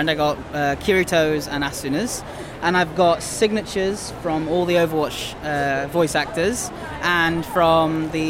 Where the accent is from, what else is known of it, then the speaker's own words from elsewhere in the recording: Scotland, United Kingdom; Dumfries and Galloway.